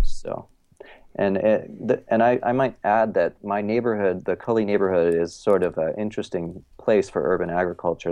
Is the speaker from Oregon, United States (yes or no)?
yes; Eugene, Oregon, United States; also born or lived in Ohio; I grew up kind of in a, you know, a, like a small hippie college town, Eugene, Oregon.